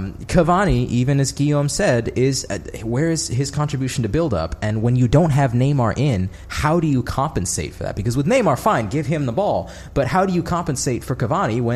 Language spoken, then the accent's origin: English; United States; I'm American